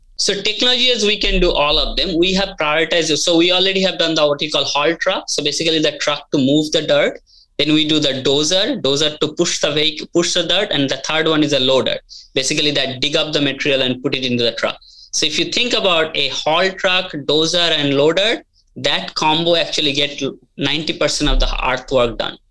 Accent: India; moved away as an adult; now in United States; I grew up in India, came to US back in early 2000

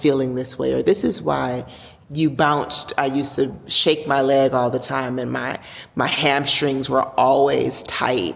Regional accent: Chicago, Illinois, United States; I have come from a mixed background growing up in Chicago

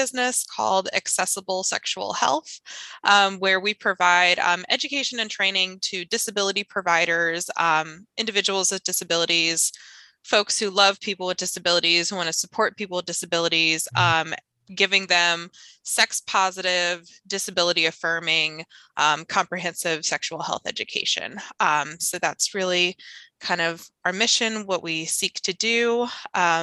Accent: Phoenix, Arizona, United States; I went to public school in Arizona. I grew up in Phoenix

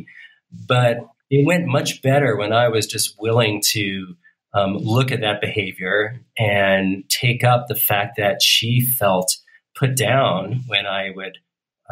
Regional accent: New York, United States; I'm from New York. My mom's from Brooklyn. My dad was from the Bronx

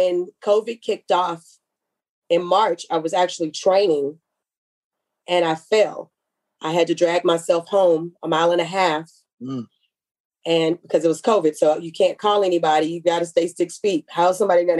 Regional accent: Houston, Texas, United States; I'm from Texas

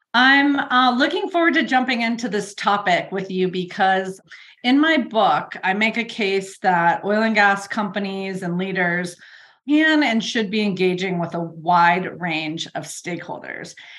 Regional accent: Colorado, United States; my home state of Colorado

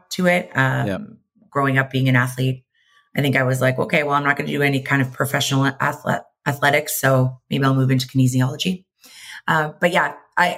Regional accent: Mississauga, Ontario, Canada; moved away as an adult; also born or lived in London, Ontario / Toronto, Canada; now in Vancouver, Canada; I was born and raised just outside of Toronto, Ontario, in Mississauga

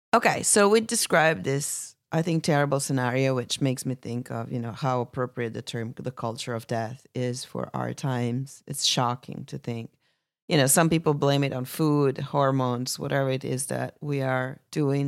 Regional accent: Italy; my home country

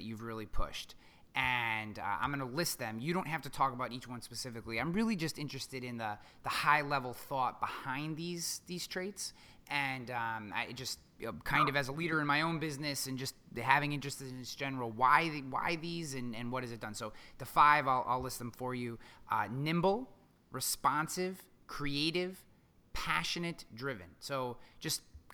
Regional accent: New York, United States; as a New Yorker

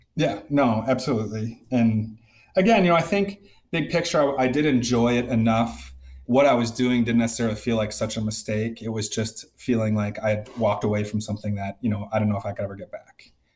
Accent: Middleton, Wisconsin, United States; moved away as an adult; also born or lived in San Diego, California; now in Chicago, United States; So I'm from Wisconsin and specifically Middleton, Wisconsin, which is a, a suburb. I guess it was small. It's grown quite a bit just west of Madison and great town to grow up in.

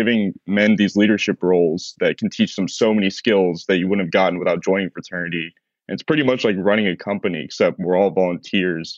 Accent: Charlotte, North Carolina, United States; I'm a junior from Charlotte, North Carolina.

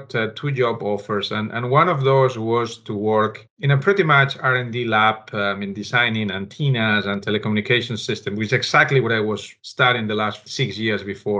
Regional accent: Barcelona, Catalonia, Spain; moved away as an adult; also born or lived in Alicante, Spain; now in Pennsylvania, United States; we moved to Barcelona and I grew up there

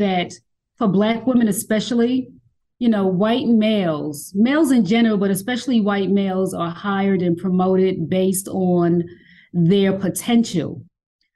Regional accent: New York City, New York, United States; moved away as an adult; now in Atlanta, United States; I was born and raised in New York City, born in Johnson Projects in Harlem

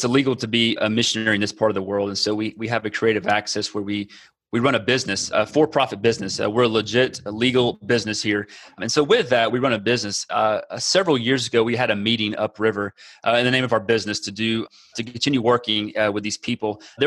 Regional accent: Texas, United States; moved away as an adult; now in Amazonas, Brazil; I'm from Texas

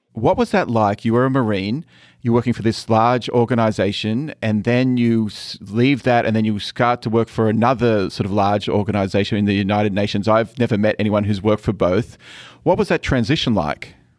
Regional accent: Australia; moved away; coming from Australia, where essentially you're a massive island

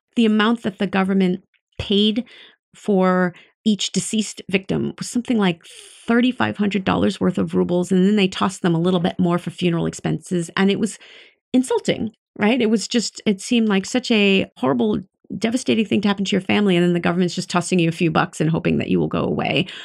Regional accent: United States; I, as an American

